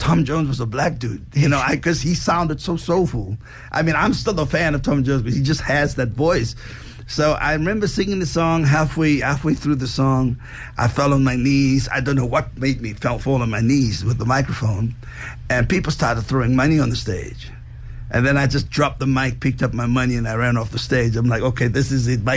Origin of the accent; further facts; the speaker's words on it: Cape Town, Western Cape, South Africa; moved away as an adult; also born or lived in Johannesburg, South Africa; now in United States; I was born in Cape Town, in Athlone, Belgravia.